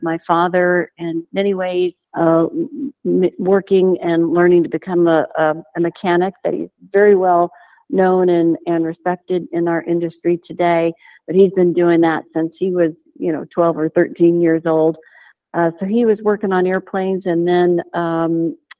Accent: Perris, California, United States; also born or lived in Huntington Beach, California; in 1976, mom and dad passed us up and we moved from Huntington Beach to the city of Perris

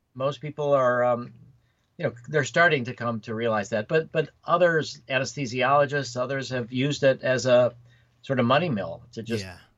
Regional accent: Chicago area, Illinois, United States; also born or lived in Oak Park, Illinois / Skokie, Illinois / Winnetka, Illinois; I was uh, born in Oak Park. Well, Michael Reese Hospital um, in Chicago. Then I lived in Oak Park till I was a couple years. Then I lived in Skokie.

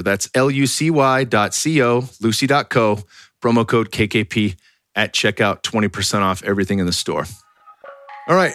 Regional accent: California, United States; moved away; I'm from California

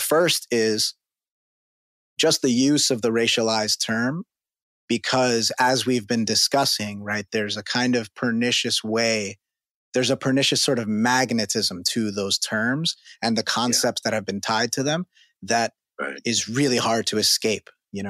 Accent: New York, United States; as a New Yorker, and you know, you also live nearby, you know, Queens, Brooklyn, the Bronx, those are different.

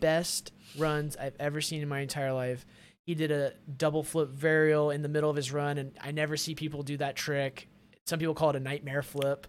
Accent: Arkansas, United States; moved away as an adult; also born or lived in Austin; now in Los Angeles, United States; my life growing up in Arkansas

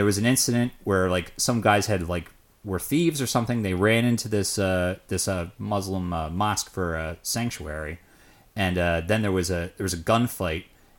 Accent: United States; since I'm an American

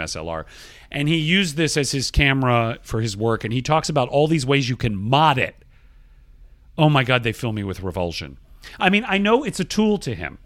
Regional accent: Georgia, United States; Georgia, my home state

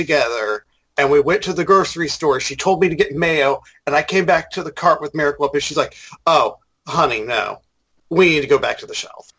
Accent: St. Louis, Missouri, United States; I grew up in St. Louis, as some of our listeners may know

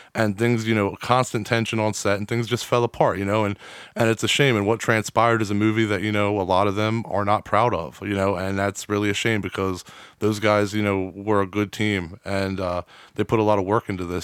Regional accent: New Castle, Delaware, United States; I'm from Newcastle

